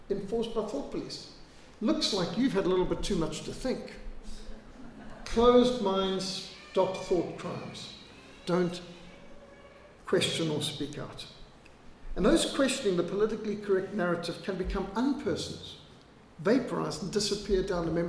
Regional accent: Zimbabwe; now in South Africa; I was brought up in Rhodesia. We were brought up with bilharzia, malaria, tick bite fever

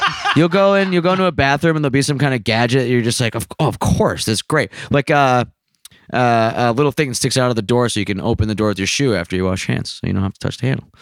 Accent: United States; as an American

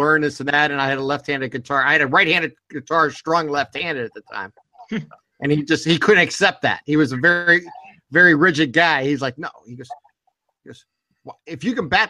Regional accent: Boardman, Ohio, United States; I am born and raised in Borman, Ohio

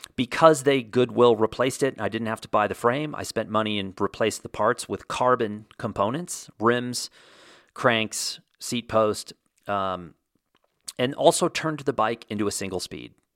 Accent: Texas, United States; I grew up surfing in Texas

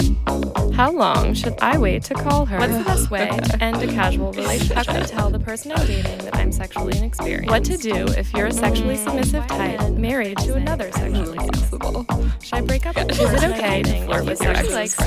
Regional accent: Oakland, California, United States; where I was born.

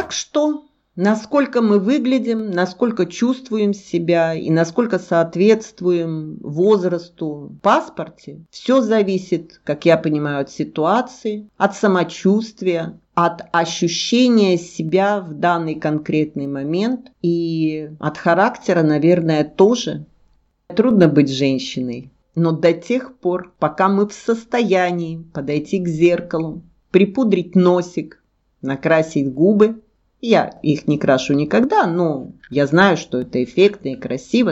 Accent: Krasnodar, Krasnodar Krai, Russia; я из Краснодара

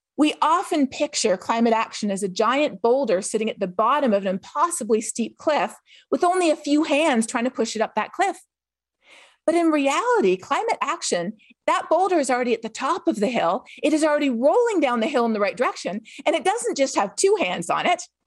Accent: Canada; I'm from Canada.

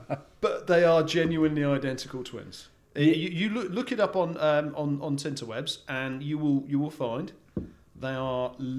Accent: Australia

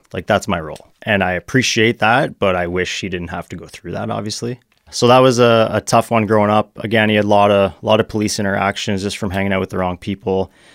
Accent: Burlington, Ontario, Canada; also born or lived in Hamilton / Mississauga; I grew up in Burlington, Ontario.

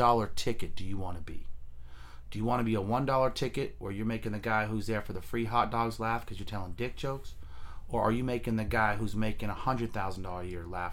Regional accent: Fremont, California, United States; Fremont. Born and raised.

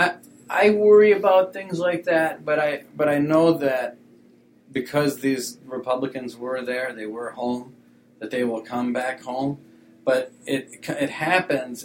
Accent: Wisconsin, United States; I'm from Wisconsin

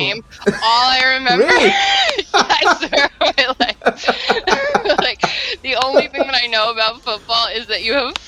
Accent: Brentwood, New York, United States; I went to school in Brentwood

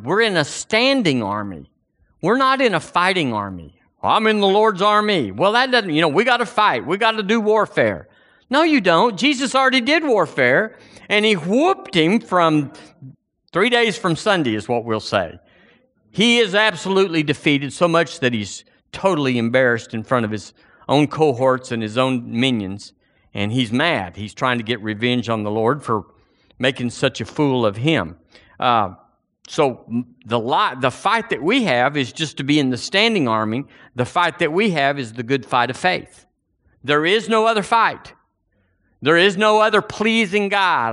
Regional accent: United States; now in Alabama, United States; I'm an American

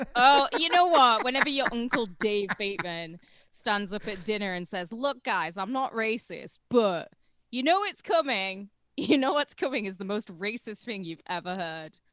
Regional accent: United Kingdom; I'm British

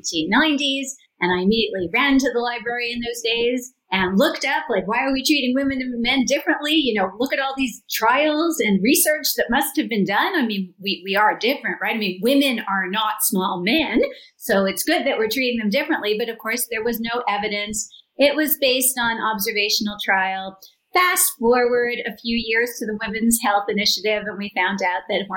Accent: Canada; I'm from Canada

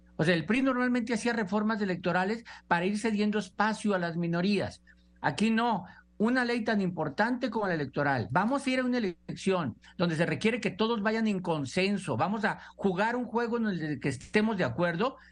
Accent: Mexico; como mexicanos

